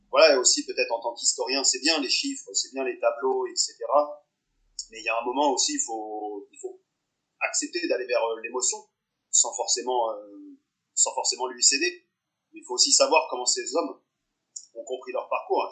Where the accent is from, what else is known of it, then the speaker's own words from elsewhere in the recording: the South, southern France, France; je suis du Sud